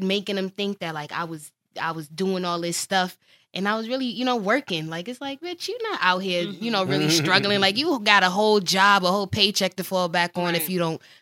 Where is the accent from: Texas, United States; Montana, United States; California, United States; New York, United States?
New York, United States; New York City; moved away; also born or lived in Baltimore; I just went to Morgan. I'm from New York